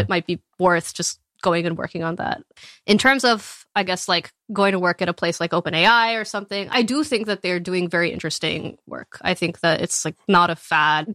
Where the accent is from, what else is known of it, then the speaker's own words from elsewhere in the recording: Texas, United States; moved away; I grew up in Texas, like, in a small